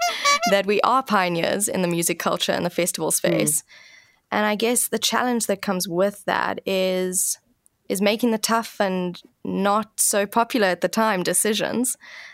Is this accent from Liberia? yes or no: no; South Africa; what we're capable of as a South African industry